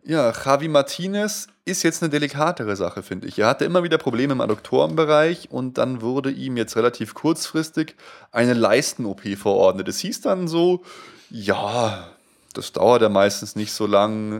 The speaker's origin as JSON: {"language": "German", "town": "Munich", "region": "Bavaria", "country": "Germany", "tie": "born or raised there", "accent": "not Bavarian dialect", "said": "ich bin jetzt kein richtig krasser Bayer, Bayer, der jetzt bayerisch redet, aber ich bin ja halt in Bayern aufgewachsen, in München geboren"}